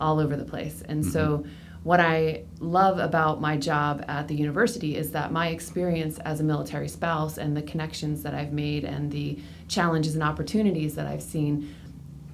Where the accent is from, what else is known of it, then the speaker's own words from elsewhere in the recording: Northern Virginia, United States; moved away as an adult; also born or lived in Okinawa, Japan / Arizona; now in North Carolina, United States; I was born in Virginia, right near Quantico